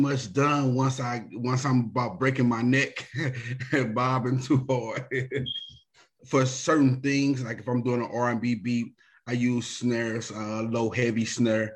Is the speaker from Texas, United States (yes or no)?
no; University City, Missouri, United States; I'm from University City, Missouri, out of St. Louis